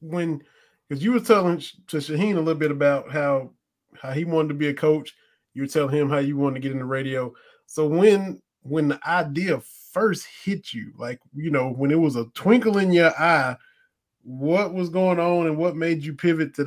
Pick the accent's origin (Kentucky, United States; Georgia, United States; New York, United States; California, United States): Kentucky, United States; Southeastern; I was from Southeastern Kentucky, so had a lot of family in Atlanta.